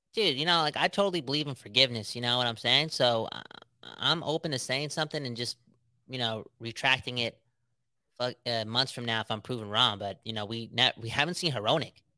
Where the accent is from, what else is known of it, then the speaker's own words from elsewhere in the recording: West Coast, British Columbia, Canada; we're from the West Coast, the best coast